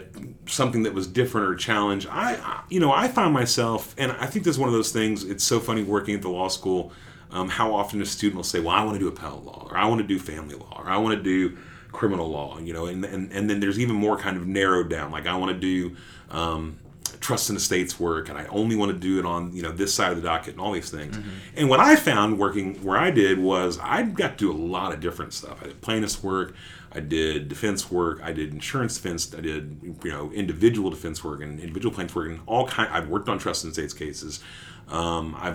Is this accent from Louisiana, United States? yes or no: no; Dallas, Texas, United States; also born or lived in Sherman, Texas; now in Waco, United States; I grew up in Dallas. I grew up in Oak Cliff. And then I went to high school, though, in Sherman, which is about an hour north.